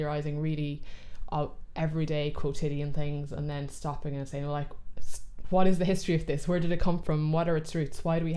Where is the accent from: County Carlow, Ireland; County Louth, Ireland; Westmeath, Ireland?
County Louth, Ireland; moved away as an adult; now in County Clare, Ireland; I'm originally from County Louth, but I've been living in Clare for the last 3 years